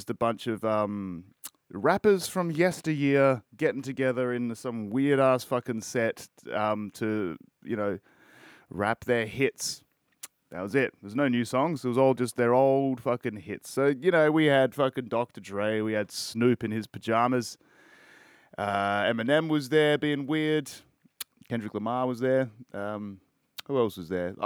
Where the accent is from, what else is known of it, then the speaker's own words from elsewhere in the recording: Australia; I'm Australian